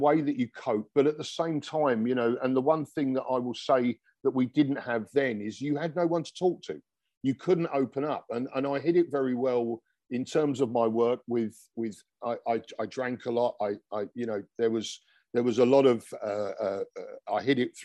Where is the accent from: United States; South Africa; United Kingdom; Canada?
United Kingdom; London; now in Dubai, United Arab Emirates; he came from where I came from in London